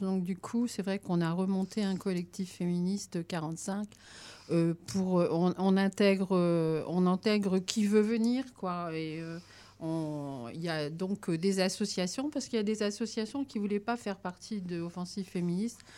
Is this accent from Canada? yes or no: no; France; chez nous en France